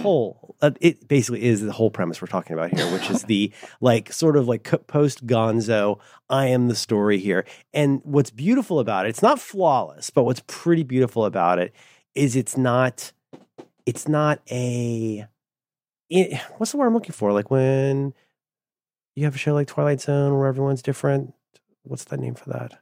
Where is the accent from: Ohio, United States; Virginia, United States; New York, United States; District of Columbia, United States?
Ohio, United States; I'm from Ohio.